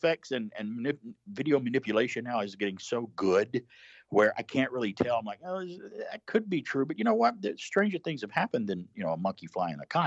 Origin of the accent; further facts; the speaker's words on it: Alabama, United States; moved away; neighbors growing up in Alabama